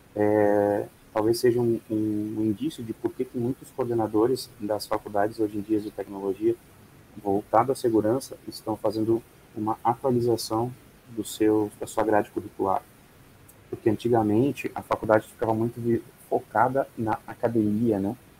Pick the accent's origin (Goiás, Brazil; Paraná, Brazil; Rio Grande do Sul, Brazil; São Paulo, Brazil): Rio Grande do Sul, Brazil; Santa Maria; now in Porto Alegre, Brazil; Nasci em Santa Maria, Rio Grande do Sul.